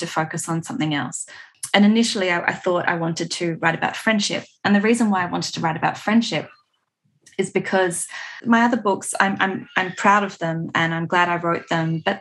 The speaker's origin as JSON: {"language": "English", "area": "Adelaide Hills", "region": "South Australia", "country": "Australia", "tie": "born or raised there", "also_born_or_lived": "Melbourne", "said": "I grew up on Paramount Country in the Adelaide Hills. I live here now."}